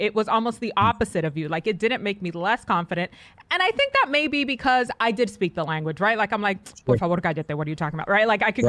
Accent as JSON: {"language": "English", "region": "New York", "country": "United States", "tie": "born or raised there", "also_born_or_lived": "Santo Domingo, Dominican Republic", "first_language": "Spanish", "second_language": "English"}